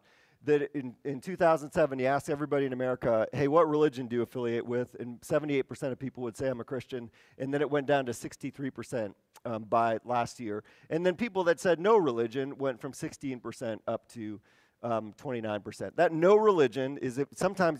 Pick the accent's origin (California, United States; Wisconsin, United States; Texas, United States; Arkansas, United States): Wisconsin, United States; moved away; I'm from Wisconsin.